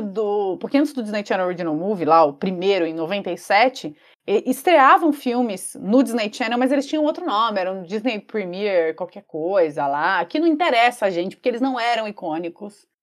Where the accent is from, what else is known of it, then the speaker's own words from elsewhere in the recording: São Paulo, Brazil; a gente é de São Paulo, é, Zona Sul.